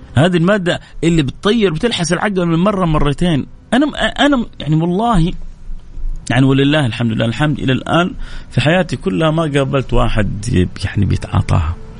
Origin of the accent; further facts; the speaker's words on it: Saudi Arabia; عندنا في السعودية